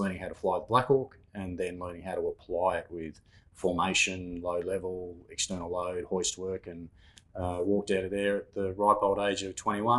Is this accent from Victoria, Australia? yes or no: no; Katoomba, New South Wales, Australia; Born and raised in Katoomba in the Blue Mountains in New South Wales.